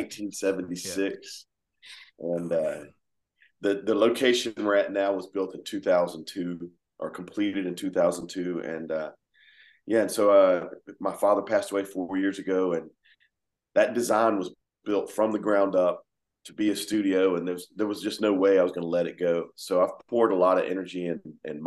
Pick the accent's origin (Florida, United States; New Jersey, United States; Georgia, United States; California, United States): Georgia, United States; here we are from Georgia trying to do the same thing